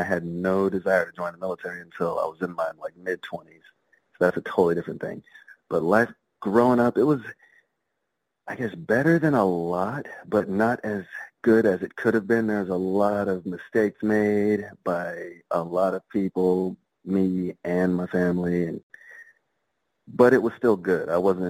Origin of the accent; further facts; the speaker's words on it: California, United States; also born or lived in North Carolina, United States; So I was born in North Carolina. Before I was like a year old, I was moved to SoCal, Southern California, because, dad was a Marine.